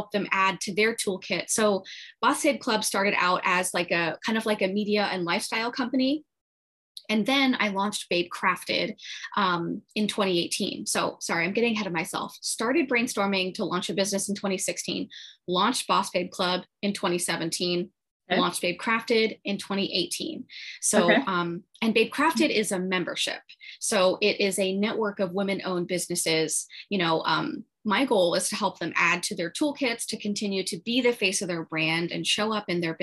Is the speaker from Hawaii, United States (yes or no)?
no; Florida, United States; also born or lived in Long Island, New York; I moved to Florida when I was six. So I'm a Florida girl